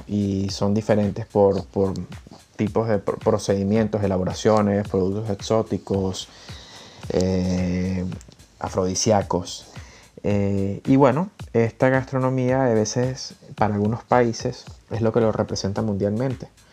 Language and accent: Spanish; Venezuela; moved away; Venezuela, que es de donde soy yo